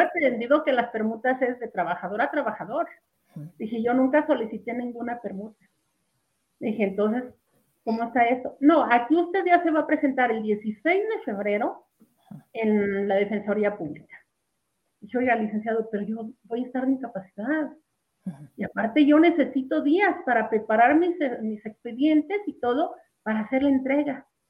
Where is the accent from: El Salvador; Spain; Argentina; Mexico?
Mexico; Jerez, Zacatecas; yo estaba en la comunidad de donde soy, soy de Jerez